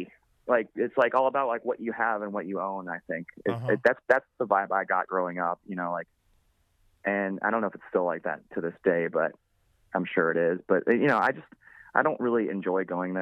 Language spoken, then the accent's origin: English; Florida, United States; also born or lived in New Jersey; I grew up in Florida, and Florida sucks